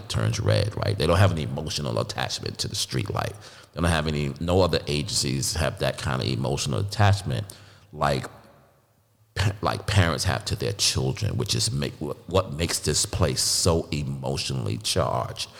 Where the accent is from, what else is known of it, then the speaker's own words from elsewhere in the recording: North Carolina, United States; North Carolina, my home state